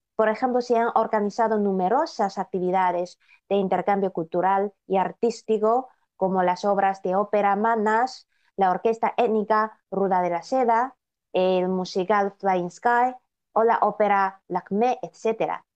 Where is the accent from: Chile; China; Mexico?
China; amamos cada vez más a nuestro país